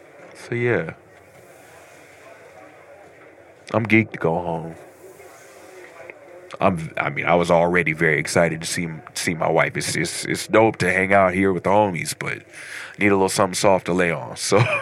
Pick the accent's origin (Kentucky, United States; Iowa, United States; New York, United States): Kentucky, United States; Louisville; I'm from Louisville, Kentucky.